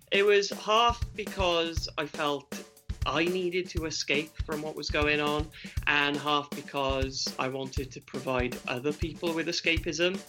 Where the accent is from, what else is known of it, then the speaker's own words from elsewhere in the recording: the Valleys, South Wales, United Kingdom; also born or lived in Cardiff; born in Cardiff, raised in the valleys